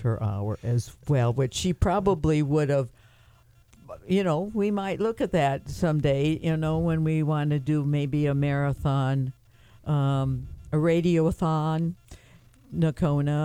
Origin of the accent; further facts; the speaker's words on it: Iowa, United States; moved away as an adult; now in Colorado, United States; I'm from Iowa